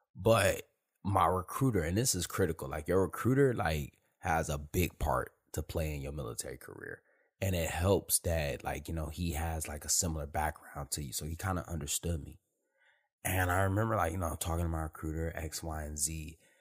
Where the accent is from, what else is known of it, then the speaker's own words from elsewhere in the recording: Detroit, Michigan, United States; moved away as an adult; I'm born and raised in Detroit